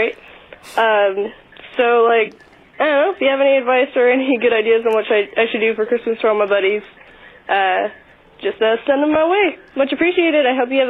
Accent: Portland, Oregon, United States; I'm calling from Portland, Oregon, which, if I remember correctly, is your hometown. Mine, too. One of the few Portland natives left.

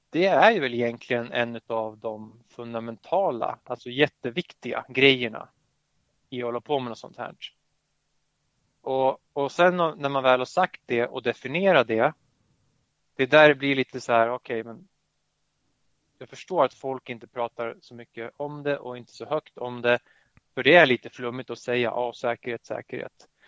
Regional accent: Södertälje, Stockholm County, Sweden; som man hör på mitt efternamn så har jag polska föräldrar. Och född och hör hemma i Södertälje

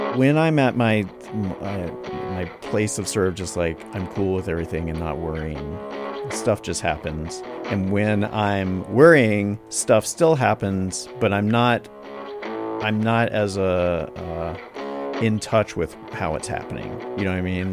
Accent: North Carolina, United States; I'm from North Carolina

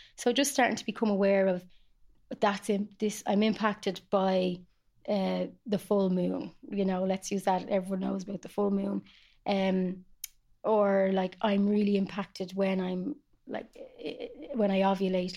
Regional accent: Ireland; I love doing healing on Irish lands as an Irish woman

